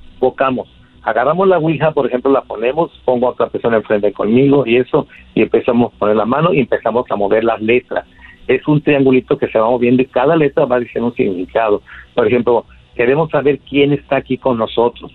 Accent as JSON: {"language": "Spanish", "town": "Catemaco", "region": "Veracruz", "country": "Mexico", "moved": "as an adult", "lives_now": "Mexicali, Mexico", "said": "Yo soy de Mexicali, de Catemaco, Veracruz, pero estoy aquí en Mexicali, Baja California, porque aquí, tiene, aquí viven mis hijos."}